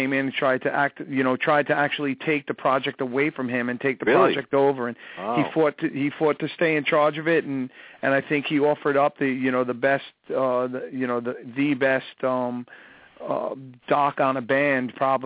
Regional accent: Long Island, New York, United States; I grew up on Long Island

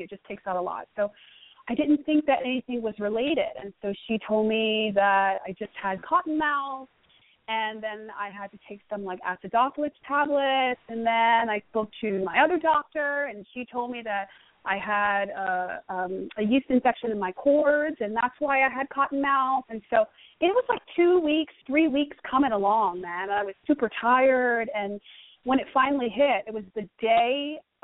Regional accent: New York, United States; I'm from New York. Born and raised in New York.

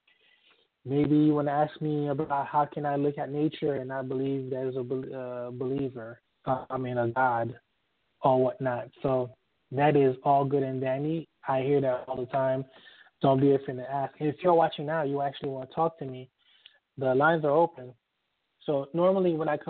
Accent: Miami, Florida, United States; moved away; I miss South Florida. I was raised in the Miami area

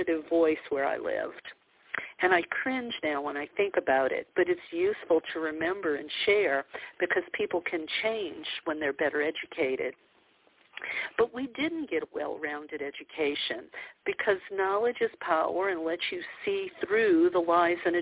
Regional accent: New Orleans, Louisiana, United States; I grew up in the Bible Belt of the South, in New Orleans to be exact

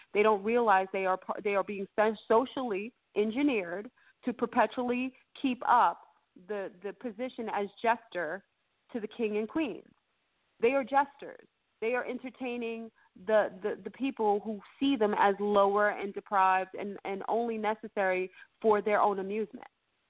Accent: New York, United States; I'm going to keep it real, we're from New York.

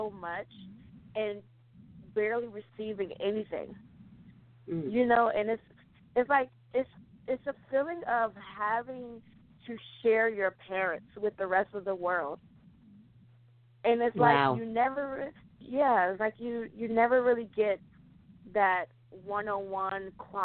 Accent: Newport News, Virginia, United States; I was born and raised in Newport News, Virginia.

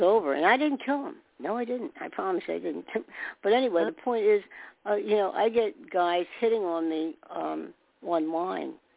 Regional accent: New York, United States; I was born in New York

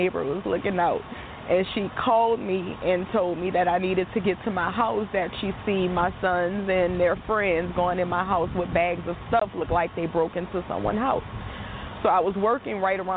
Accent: New Orleans, Louisiana, United States; I'm from New Orleans

